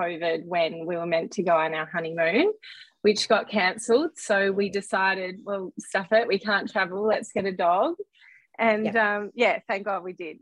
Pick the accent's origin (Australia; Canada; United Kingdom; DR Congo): Australia; Melbourne, Victoria; born and bred in Melbourne